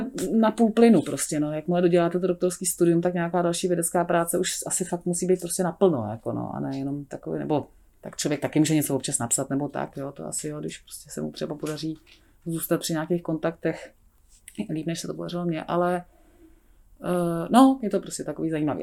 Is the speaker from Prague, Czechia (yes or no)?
yes; Prague, Czechia; já žiju celé život v Praze, já jsem se narodila v Praze a vlastně jsem tady i vystudovala